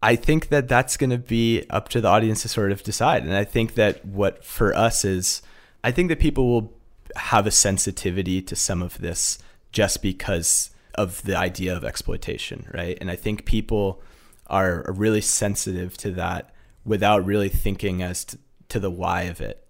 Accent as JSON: {"language": "English", "region": "Massachusetts", "country": "United States", "tie": "born or raised there", "said": "I grew up in Massachusetts, and my parents have run a day program for folks with disabilities for about forty years"}